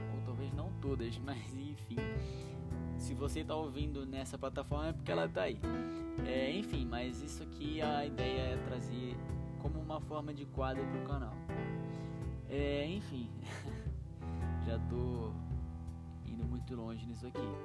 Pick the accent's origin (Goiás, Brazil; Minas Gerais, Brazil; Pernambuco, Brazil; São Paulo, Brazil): São Paulo, Brazil; Araraquara; Eu sou aqui do interior de São Paulo, Araraquara